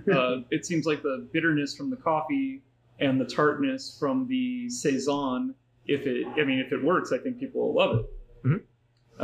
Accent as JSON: {"language": "English", "town": "New Orleans", "region": "Louisiana", "country": "United States", "tie": "born or raised there", "moved": "yes", "lives_now": "Anaheim, United States", "said": "I grew up in New Orleans"}